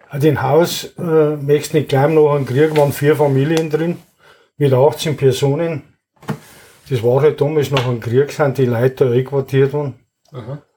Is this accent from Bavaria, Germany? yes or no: yes; Wartenberg, Bavaria, Germany; born there; Geboren bin ich in Wartenberg im alten Hauselhaus.